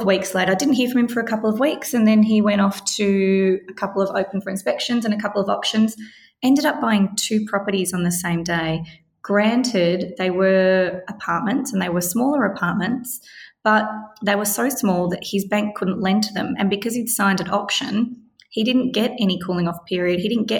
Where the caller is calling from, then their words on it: Victoria, Australia; of course, I am speaking from Victoria, so the rules do slightly change per state.